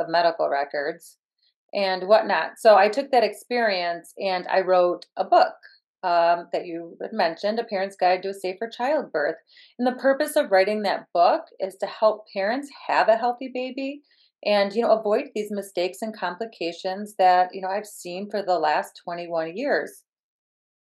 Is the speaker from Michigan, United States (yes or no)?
yes; Michigan, United States; I am from Michigan